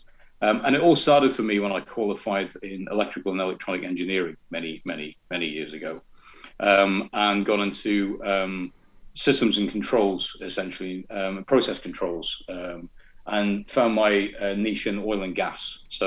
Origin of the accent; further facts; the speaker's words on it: North East England, United Kingdom; accent: Scottish burr; also born or lived in Glasgow, Scotland; I am a Scottish-Italian Geordie. So I was born in Glasgow, which is where the burr comes from. But I left when I was 8, I think, and came down to England.